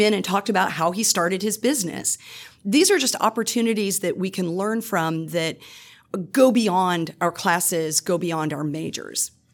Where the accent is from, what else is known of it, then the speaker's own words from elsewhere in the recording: Iowa, United States; moved away as an adult; now in Louisiana, United States; I'm originally from the Midwest. I grew up in Iowa